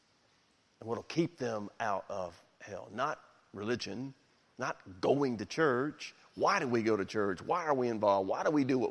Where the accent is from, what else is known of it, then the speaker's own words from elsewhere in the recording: Memphis, Tennessee, United States; I grew up in Memphis, been here my whole life